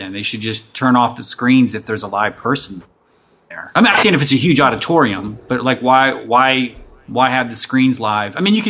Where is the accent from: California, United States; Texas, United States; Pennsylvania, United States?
Pennsylvania, United States; Western; now in Abilene, United States; I grew up in Western PA.